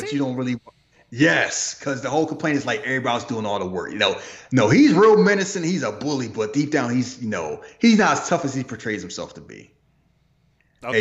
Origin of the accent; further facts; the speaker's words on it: United States; I'm American. I was born in America